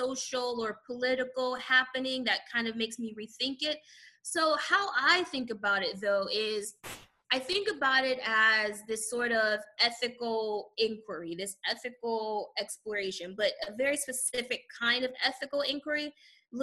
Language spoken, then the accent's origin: English; San Antonio, Texas, United States; now in Houston, United States; I'm from San Antonio, Texas